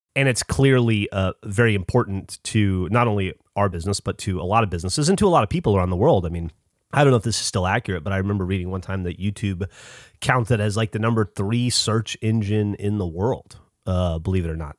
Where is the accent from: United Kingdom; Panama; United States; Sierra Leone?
United States; I'm American